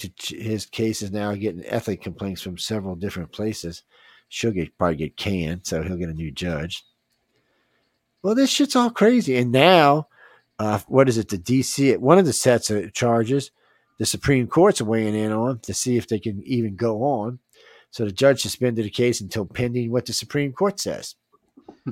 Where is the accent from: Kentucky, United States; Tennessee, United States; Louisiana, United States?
Louisiana, United States; I'm from Louisiana